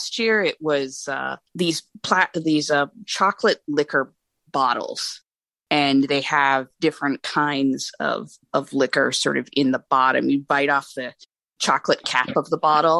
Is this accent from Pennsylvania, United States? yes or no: no; New Hampshire, United States; now in California, United States; I grew up in New Hampshire